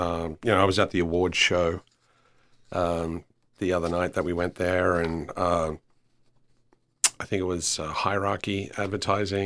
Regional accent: Australia; also born or lived in Copenhagen; now in Houston, United States; as an Australian

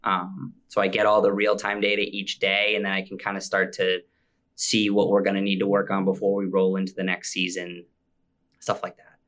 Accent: Maine, United States; also born or lived in Central Virginia; we ended up moving back to Maine.

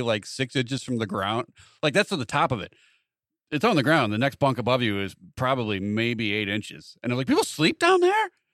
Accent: Wilmington, United States; we grew up with him in Wilmington

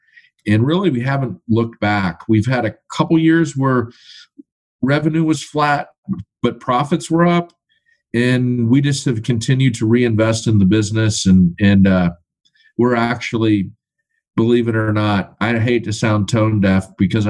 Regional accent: Baltimore, Maryland, United States; moved away; I'm originally from the East Coast, Baltimore, Maryland

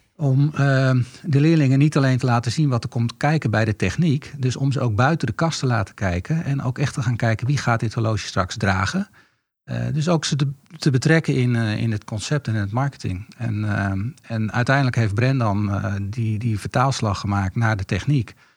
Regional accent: Netherlands; We zijn Nederlanders, er zitten Italiaanse invloeden in.

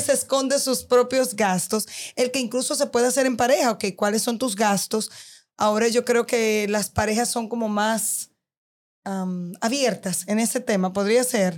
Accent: Dominican Republic; soy dominicana, vivo aquí

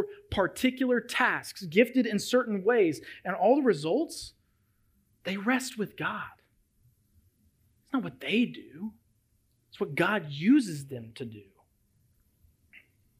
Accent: Memphis, Tennessee, United States; moved away as an adult; my hometown of Memphis, Tennessee

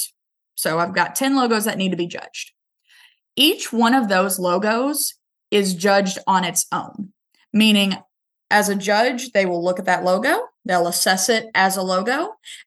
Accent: Northeast Arkansas, United States; I'm from Northeast Arkansas

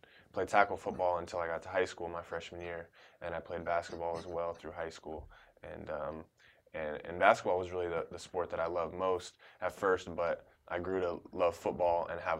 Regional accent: Alamo, California, United States; I'm from Alamo, California in the San Francisco Bay Area.

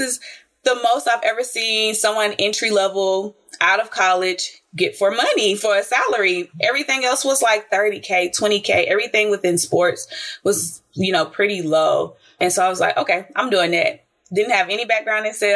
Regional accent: Dallas, Texas, United States; I'm from Dallas, Texas

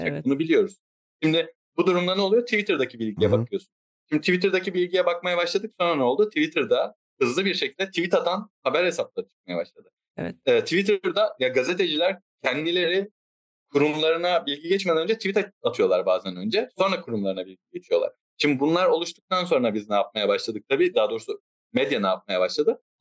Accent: Istanbul, Turkey; E, ben İstanbul'da doğdum büyüdüm ama e, bir ara Kocaeli'ne gittim.

